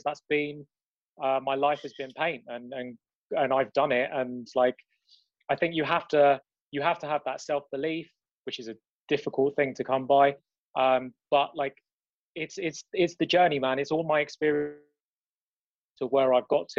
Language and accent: English; London, United Kingdom; It's London, we don't have any sun